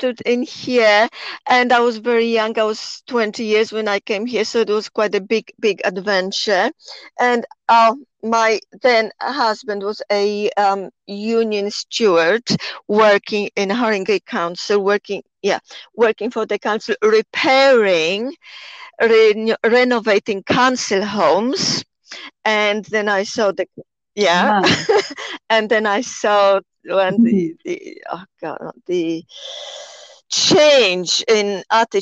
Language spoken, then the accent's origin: English; Poland; accent: Polish; English is a second language; moved away as an adult; also born or lived in Temple Hill, United Kingdom; now in United Kingdom; my accent, of course, I am Polish. I came to UK 40 years ago